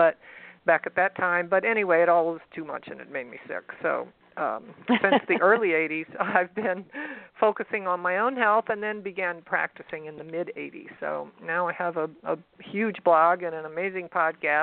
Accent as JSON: {"language": "English", "town": "San Antonio", "region": "Texas", "country": "United States", "tie": "born or raised there", "accent": "southern", "said": "San Antonio, actually. Born and bred."}